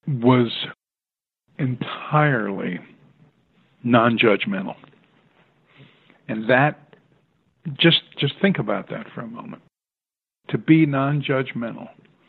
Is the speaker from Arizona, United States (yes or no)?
yes; Tucson, Arizona, United States; born there; So I was born in Tucson, Arizona